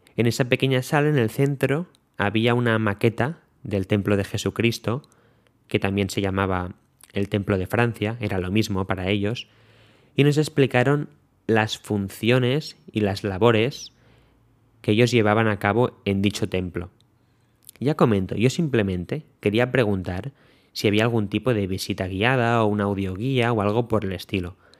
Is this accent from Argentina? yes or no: no; Spain; nos preguntaron que de dónde éramos, dijimos que de España